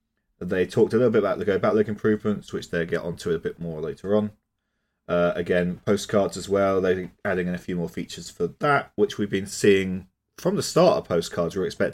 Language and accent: English; United Kingdom; I mean, I'm British. That's basically part of my identity.